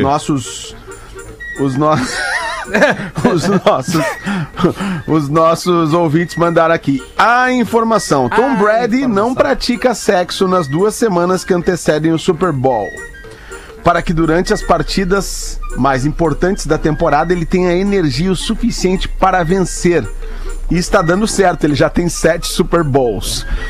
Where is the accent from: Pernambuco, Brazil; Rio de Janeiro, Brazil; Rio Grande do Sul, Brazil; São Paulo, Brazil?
Rio Grande do Sul, Brazil; Balneário Pinhal; eu fui criado a vida inteira no Pinhal, né? Na praia do Pinhal